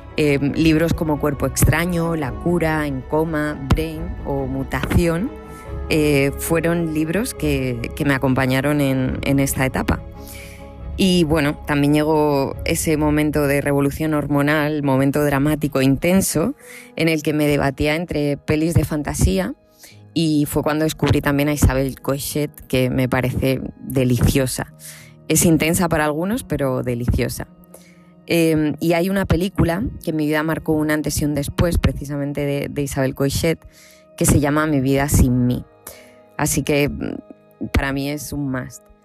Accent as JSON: {"language": "Spanish", "region": "Castilla-La Mancha", "country": "Spain", "tie": "born or raised there", "said": "mi pueblo, junto a mi padre, en un lugar de La Mancha de cuyo nombre no quiero acordarme"}